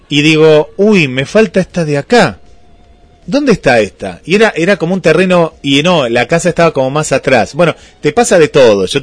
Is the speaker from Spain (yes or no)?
no; Buenos Aires, Argentina; Yo, yo soy porteño, porteño. Porteño a toda honra.